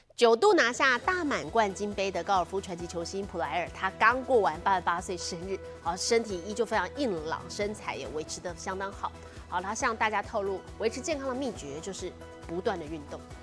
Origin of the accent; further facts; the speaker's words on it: Taiwan; 现在就连我们台湾人相当喜欢去旅游的南韩也被攻陷了